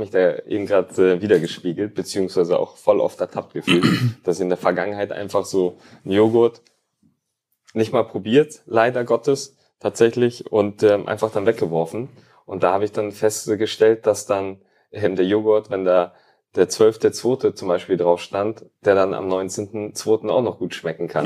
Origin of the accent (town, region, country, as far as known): Hamburg, Germany; born or raised there; also born or lived in Tallinn, Estonia; now in Bielefeld, Germany